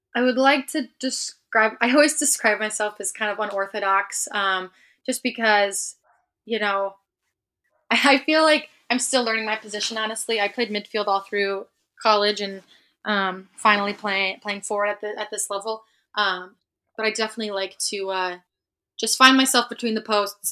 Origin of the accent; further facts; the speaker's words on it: Hudsonville, Michigan, United States; moved away as an adult; also born or lived in Seattle; I'm from the West Side